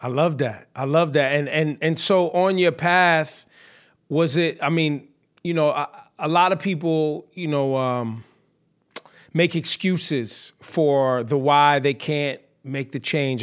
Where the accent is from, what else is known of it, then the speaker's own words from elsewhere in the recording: the Bay Area, California, United States; when I was growing up in the Bay